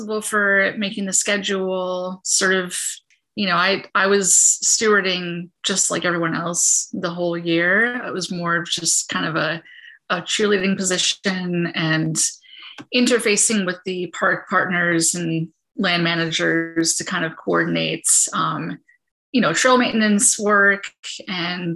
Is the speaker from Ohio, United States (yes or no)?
no; Peekskill, New York, United States; I grew up in the Hudson Valley, grew up in Peekskill